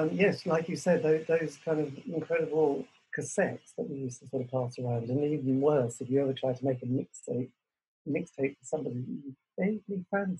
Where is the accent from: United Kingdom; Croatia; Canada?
United Kingdom; Norwich, East of England; I'm from Norwich